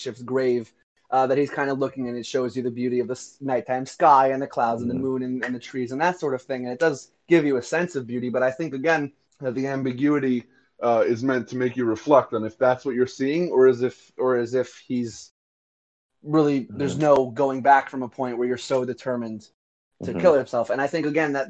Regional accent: United States; I'm super American

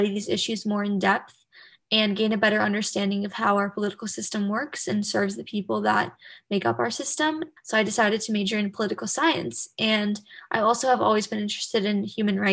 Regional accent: Bay Area, California, United States; I'm originally from the Bay Area, California.

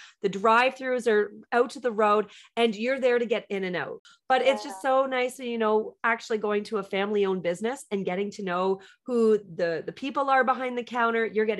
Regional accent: Canada; we're Canadian.

